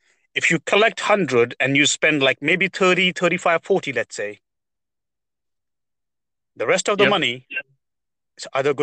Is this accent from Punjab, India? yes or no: yes; Punjab, India; Well, since we are both from Punjab, yeah, I'm going to say this